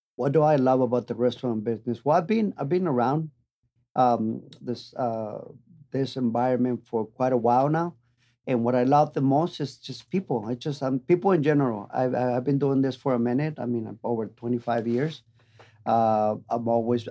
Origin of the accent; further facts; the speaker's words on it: Tijuana, Baja California, Mexico; moved away as an adult; also born or lived in San Diego; now in Las Vegas, United States; I'm original from Tijuana, born and raised. Uh, been there. I was there until I was 21, 22 years old